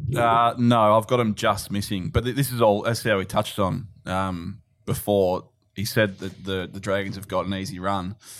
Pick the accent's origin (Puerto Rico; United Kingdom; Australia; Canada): Australia; Melbourne, Victoria; moved away; I'm from Melbourne